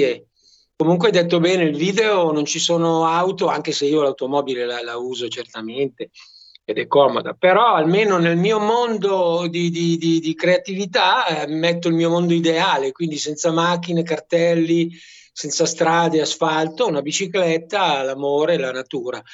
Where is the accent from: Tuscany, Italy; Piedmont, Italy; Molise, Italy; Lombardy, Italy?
Lombardy, Italy; Brianza; moved away as an adult; also born or lived in Milan / Maremma; now in Roccastrada, Italy; io sono un brianzolo che poi è stato adottato a Milano e adesso sono adottato qui in Maremma